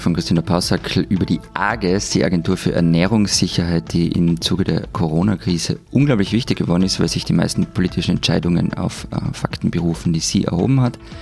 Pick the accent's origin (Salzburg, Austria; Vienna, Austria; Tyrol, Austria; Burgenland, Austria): Tyrol, Austria; accent: Tyrolean; mit meinem Tiroler Dialekt